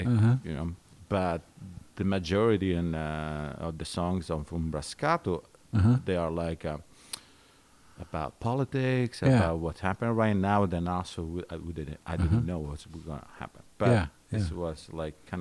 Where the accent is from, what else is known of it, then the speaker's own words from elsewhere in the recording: Calabria, Italy; English is a second language; moved away as an adult; also born or lived in Florence, Italy; now in Ithaca, United States; I'm from Calabria